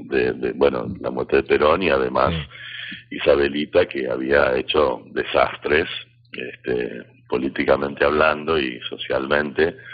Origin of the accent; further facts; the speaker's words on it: Alaska, United States; born there; bueno, en realidad yo nací en Alaska, eh, soy de Estados Unidos